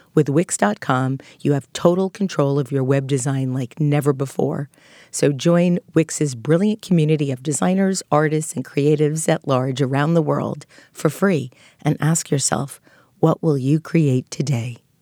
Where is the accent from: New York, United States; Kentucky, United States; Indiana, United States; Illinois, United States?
New York, United States; Long Island; as I was growing up on Long Island